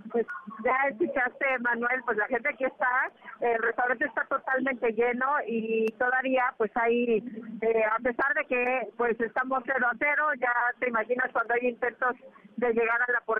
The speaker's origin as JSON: {"language": "Spanish", "country": "Colombia", "lives_now": "Mexico", "said": "Soy colombiana, pero estoy con toda con México."}